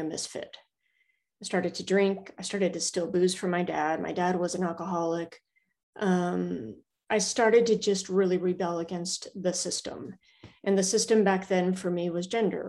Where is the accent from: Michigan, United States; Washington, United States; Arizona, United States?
Arizona, United States; Prescott; moved away as an adult; also born or lived in Charleston / Kings Bay, Georgia; I'm living back in my hometown, Prescott, Arizona. I was born and raised here, spent my first 18 years here